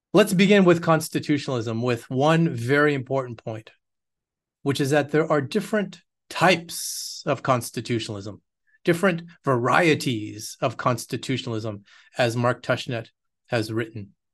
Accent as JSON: {"language": "English", "region": "Quebec", "country": "Canada", "tie": "born or raised there", "also_born_or_lived": "United States / United Kingdom", "moved": "as an adult", "lives_now": "Austin, United States", "said": "I'm Canadian, born in Quebec, uh, raised there"}